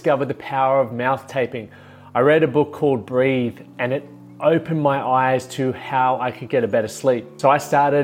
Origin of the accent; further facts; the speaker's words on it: Toowoomba, Queensland, Australia; moved away; I spent some time at the High Flips Tavern, grew up around there